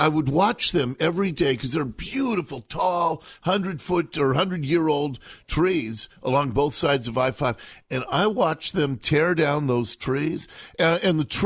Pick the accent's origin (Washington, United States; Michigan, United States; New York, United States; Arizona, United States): Washington, United States; Seattle; I grew up in Seattle, in Ballard